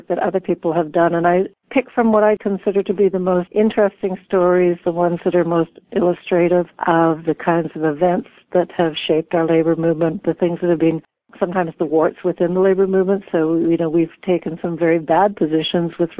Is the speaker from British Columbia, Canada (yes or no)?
yes; Vancouver, British Columbia, Canada; I grew up in Vancouver